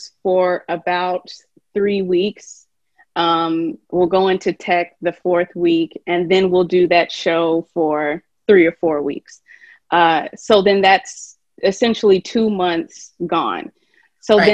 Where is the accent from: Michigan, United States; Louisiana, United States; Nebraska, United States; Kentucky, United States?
Kentucky, United States; moved away; I'm from Kentucky, and I taught just a little bit there.